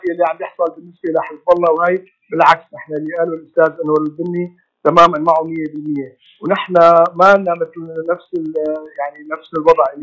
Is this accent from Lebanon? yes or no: no; Syria; نحن بالنسبه لنا كسوريين عندنا آه، شقين لازم نحن نشتغل عليهم